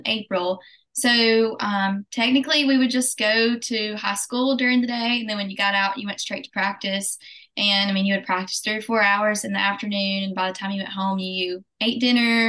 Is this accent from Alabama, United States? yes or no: yes; Chilton County, Alabama, United States; I'm from Chilton County, Alabama